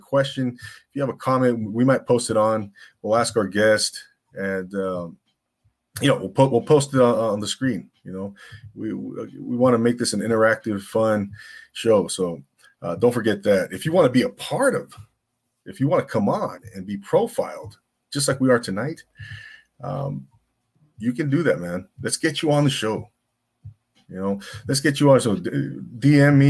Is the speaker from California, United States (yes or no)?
yes; Rancho Cucamonga, California, United States; now in Simi Valley, United States; I'm originally from the Inland Empire, Rancho Cucamonga